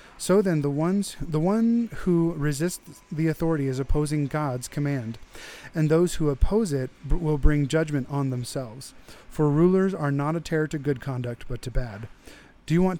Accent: United States

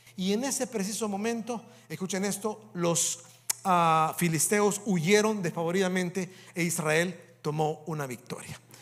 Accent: El Salvador; moved away as an adult; also born or lived in Canada; cuando voy al Salvador, o cuando estoy en mi país, me trae tantos buenos recuerdos o tantos recuerdos cuando paso en la escuela que yo estudié cuando era un niño.

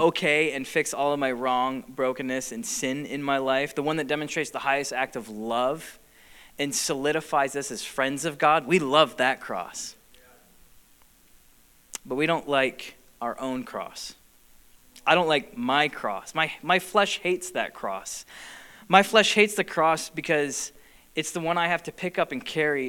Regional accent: United States; also born or lived in Michigan; we as an American culture, people group, American church

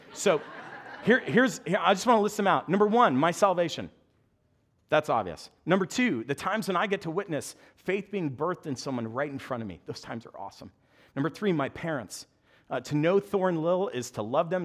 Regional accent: United States; moved away; also born or lived in New Jersey / Long Island; I'm a New Yorker.

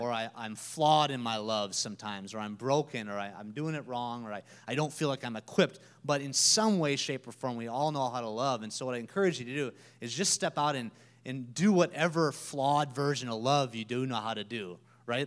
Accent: Minnesota, United States; moved away as an adult; now in Peoria, United States; I'm from Minnesota

